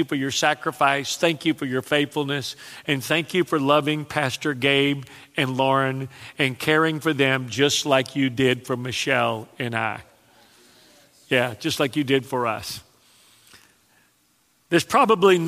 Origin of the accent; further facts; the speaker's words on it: Texas, United States; now in South Louisiana, United States; when I was raised in Texas, I didn't know what a buffet was